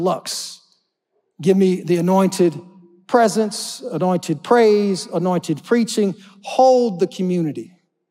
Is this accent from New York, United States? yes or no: no; Oklahoma, United States; I'm not from Florida, right? I'm from Oklahoma where we got tornadoes